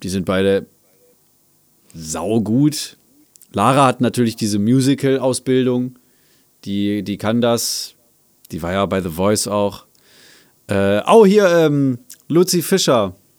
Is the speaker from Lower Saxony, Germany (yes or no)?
yes; Salzgitter, Lower Saxony, Germany; meine Heimatstadt Salzgitter